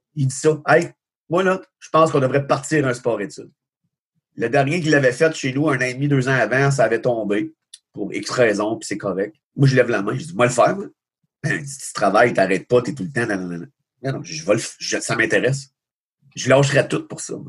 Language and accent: French; Magog, Quebec, Canada; j'étais de Magog.